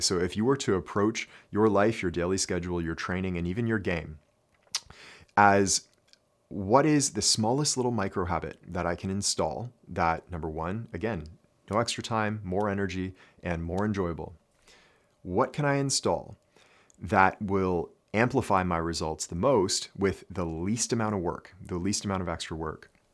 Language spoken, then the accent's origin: English; Canada; growing up in Canada, we studied French.